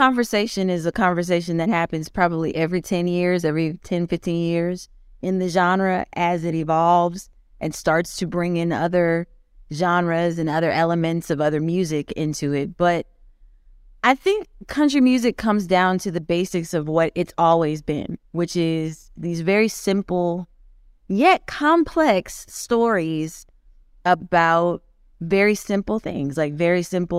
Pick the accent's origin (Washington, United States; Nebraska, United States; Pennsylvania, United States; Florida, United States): Pennsylvania, United States; Pittsburgh; I'm from Pittsburgh. I was born in Pittsburgh. I was born in Swickley, Pennsylvania.